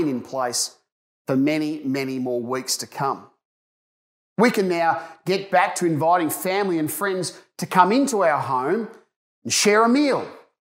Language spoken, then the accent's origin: English; Ballarat, Victoria, Australia; As a young person growing up in Ballarat